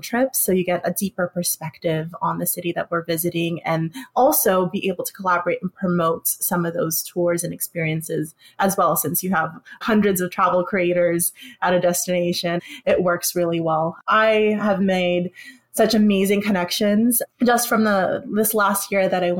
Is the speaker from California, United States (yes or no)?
yes; California, United States; also born or lived in Philippines; I grew up in California